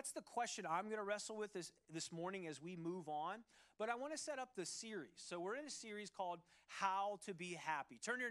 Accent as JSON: {"language": "English", "town": "Cincinnati", "region": "Ohio", "country": "United States", "tie": "born or raised there", "moved": "yes", "said": "Growing up in Ohio, in the city of Cincinnati, the great city of Cincinnati"}